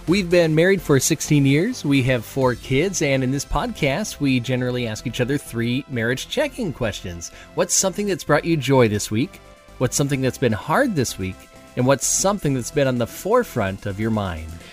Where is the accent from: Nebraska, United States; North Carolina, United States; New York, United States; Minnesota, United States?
Minnesota, United States; moved away as an adult; now in Iowa, United States; I'm from Minnesota